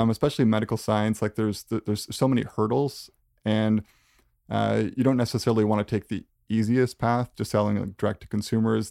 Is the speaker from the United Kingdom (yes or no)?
no; Canada; as a Canadian, like, we tend to be pretty modest